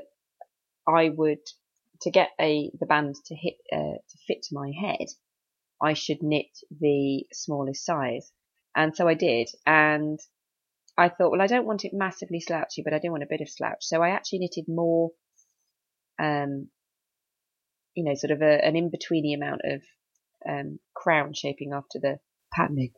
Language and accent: English; United Kingdom; now in Cheshire, United Kingdom; I'm British with my obsession with the weather